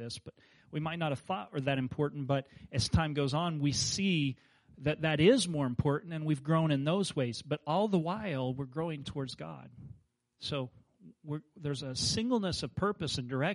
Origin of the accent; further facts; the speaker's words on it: Kansas, United States; moved away; I grew up in Kansas where there were no mountains